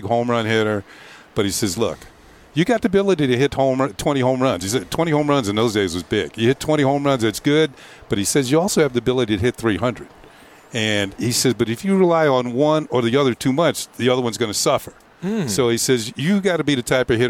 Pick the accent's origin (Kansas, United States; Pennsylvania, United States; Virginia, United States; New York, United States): New York, United States; even though I grew up in New York.